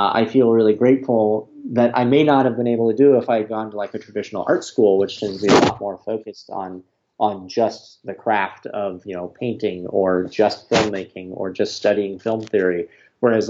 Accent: Greenwood, Indiana, United States; also born or lived in Bloomington, Indiana; I grew up in Indiana, which, you know, was, in Greenwood

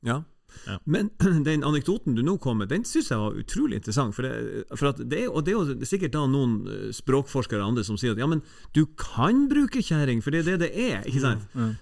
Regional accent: Tromsø, Troms, Norway; vi er nordlendinger og, og tromsøværinger

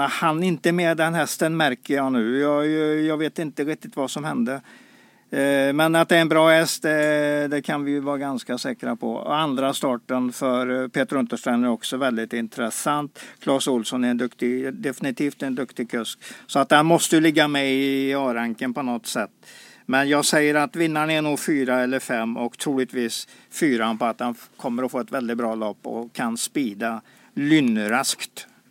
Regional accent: Sweden; vi inte lyckats som svenskar

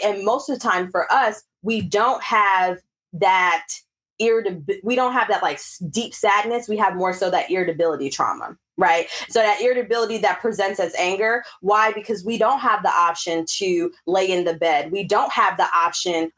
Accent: Alpharetta, Georgia, United States; also born or lived in the North; now in California, United States; growing up in Alpharetta

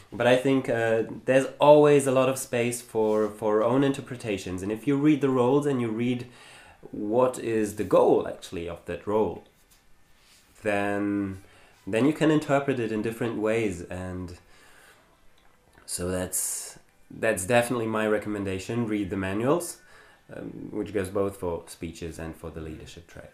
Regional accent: Germany; English is a second language; moved away as an adult; I was born in Germany and I grew up in Germany.

